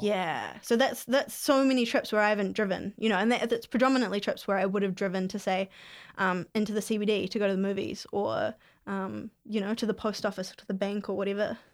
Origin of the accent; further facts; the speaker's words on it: Whangamatā, Waikato, New Zealand; now in Hamilton, New Zealand; I grew up on the Coromandel in a really small town called Fungamata